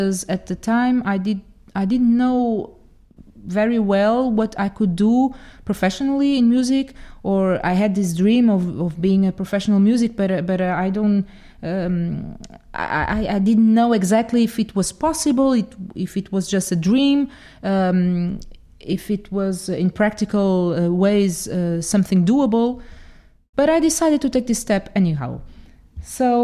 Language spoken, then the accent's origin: English; Portugal; also born or lived in Dominican Republic; I'm Portuguese. Actually, I'm half Portuguese, half Dominican. So I was born in the Dominican Republic. My mother comes from there and my father is Portuguese.